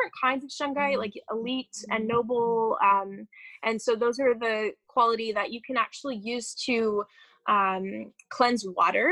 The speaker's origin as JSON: {"language": "English", "area": "outside of Chicago", "region": "Illinois", "country": "United States", "tie": "born or raised there", "said": "I grew up outside of Chicago"}